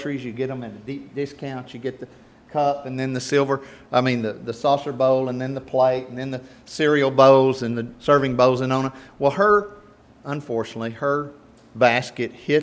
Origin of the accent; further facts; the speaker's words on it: Nocona, Texas, United States; I grew up in Nocona.